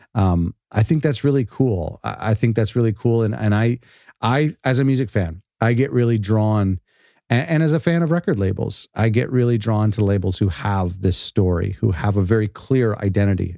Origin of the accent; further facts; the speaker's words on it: Canada; I'm Canadian